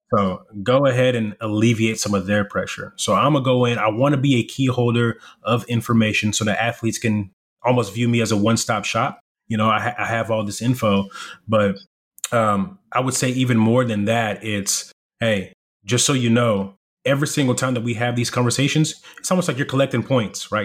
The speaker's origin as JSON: {"language": "English", "town": "Irving", "region": "Texas", "country": "United States", "tie": "born or raised there", "also_born_or_lived": "Congo / South Africa", "second_language": "English", "said": "we come from Congo, South Africa to the US, and I'm living in the inner city whenever I'm in Irving, Texas"}